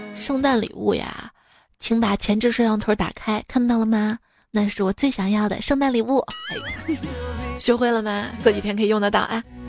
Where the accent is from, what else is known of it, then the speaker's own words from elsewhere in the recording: Shaanxi, China; 我是陕西人，我都不知道耶